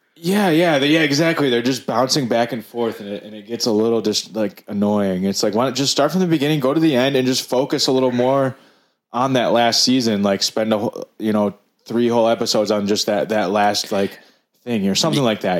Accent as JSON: {"language": "English", "town": "Detroit", "region": "Michigan", "country": "United States", "said": "we're from Detroit"}